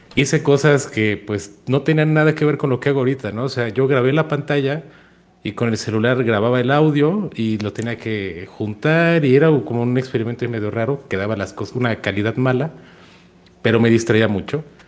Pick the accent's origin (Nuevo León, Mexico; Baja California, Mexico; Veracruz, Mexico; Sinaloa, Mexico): Nuevo León, Mexico; Monterrey; moved away; also born or lived in central Mexico; nací en Monterrey, pero vivo, vivo en la zona centro del país